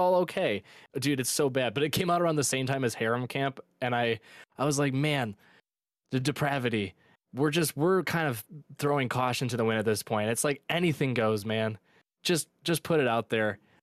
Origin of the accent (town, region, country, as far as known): Michigan, United States; born or raised there